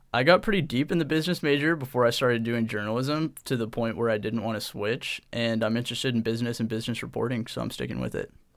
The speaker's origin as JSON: {"language": "English", "town": "Portland", "region": "Oregon", "country": "United States", "tie": "born or raised there", "said": "I grew up in Portland, Oregon"}